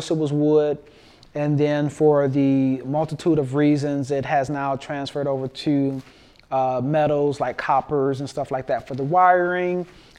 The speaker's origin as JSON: {"language": "English", "region": "Michigan", "country": "United States", "also_born_or_lived": "Houston", "said": "and actually both of us were from Michigan. I was born in Houston, but I was coming back from Michigan."}